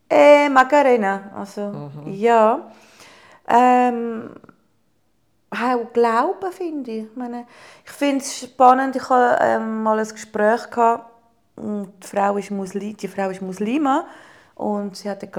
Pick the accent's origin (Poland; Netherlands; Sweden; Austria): Poland; now in Germany; Kind in Kille, in Polen.